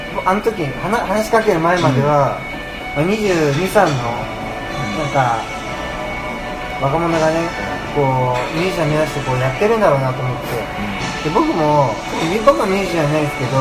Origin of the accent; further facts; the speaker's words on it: Oita, Japan; moved away as an adult; also born or lived in Tokyo; 僕もあのまあこっち出身